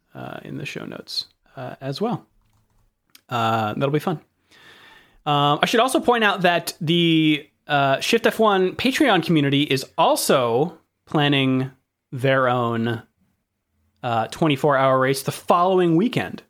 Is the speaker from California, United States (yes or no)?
yes; California, United States; accent: American; growing up in California, in, in America